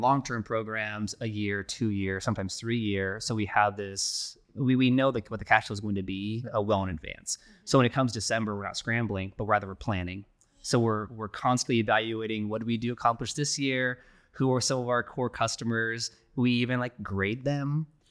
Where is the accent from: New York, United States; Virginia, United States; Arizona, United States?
Arizona, United States; Phoenix; we're born and raised in Phoenix here.